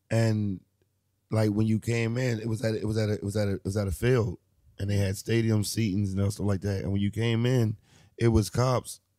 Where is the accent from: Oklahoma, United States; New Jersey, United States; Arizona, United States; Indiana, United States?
New Jersey, United States; also born or lived in Maryland / Detroit / Philadelphia; now in New York, United States; I'm a Jersey native. You know, I've lived all around. I was born in Jersey, but uh, I've you know Maryland, Detroit, Philly. Um, shit. Now I'm in New York.